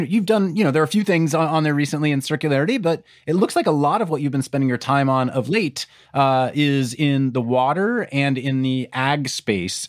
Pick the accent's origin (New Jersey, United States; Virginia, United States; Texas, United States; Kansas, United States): Kansas, United States; Wichita; I grew up in, around Wichita, Kansas